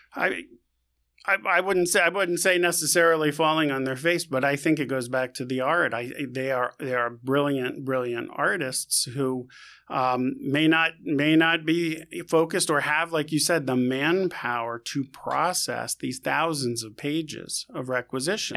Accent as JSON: {"language": "English", "town": "New York City", "region": "New York", "country": "United States", "tie": "born or raised there", "said": "born and raised in new york"}